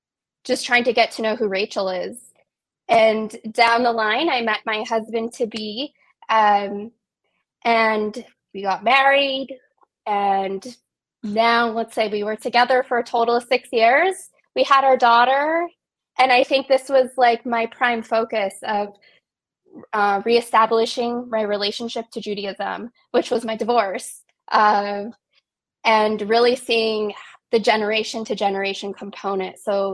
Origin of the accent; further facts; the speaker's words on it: West Virginia, United States; So I was born in the Kaneha Valley. I've lived here probably on and off my entire life. And I grew up in a loving Jewish home.